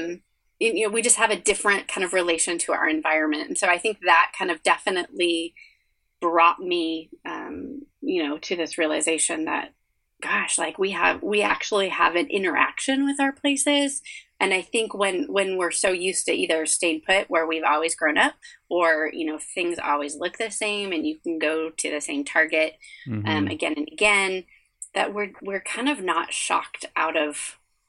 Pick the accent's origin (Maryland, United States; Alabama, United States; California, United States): California, United States; Orange County, Southern; also born or lived in Scotland; We grew up in the same suburbs we're living in now, in Southern California, in Orange County, which is between LA and San Diego.